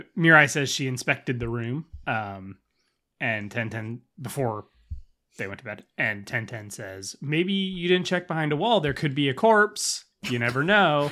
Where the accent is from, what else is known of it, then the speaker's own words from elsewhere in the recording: Southern California, United States; we're from Southern California